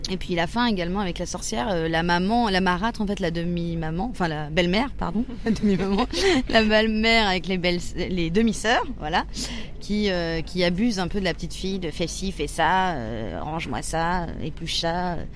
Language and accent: French; Cosne-Cours-sur-Loire, Bourgogne-Franche-Comté, France; En Bourgogne, dans la Nièvre, près de Sancerre. Mais Sancerre, c'est dans le centre. Mais à Cône-sur-Loire, voilà.